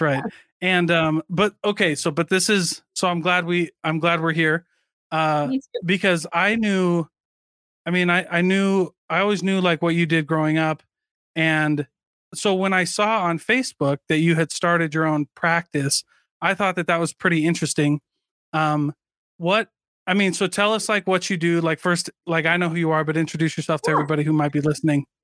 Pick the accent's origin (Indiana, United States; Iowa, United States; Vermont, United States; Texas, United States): Iowa, United States; moved away; also born or lived in Provo, Utah; I am from Iowa